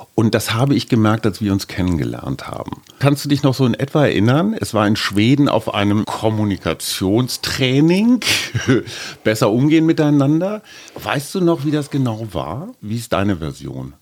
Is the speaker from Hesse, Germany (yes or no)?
no; Berlin, Germany; wir sind beide aus Berlin